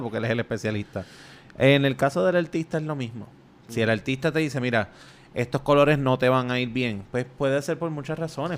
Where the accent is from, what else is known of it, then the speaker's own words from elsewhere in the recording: Puerto Rico; nosotros somos primero eh, un, territorio de España, después un territorio de Estados Unidos y todavía somos un territorio de Estados Unidos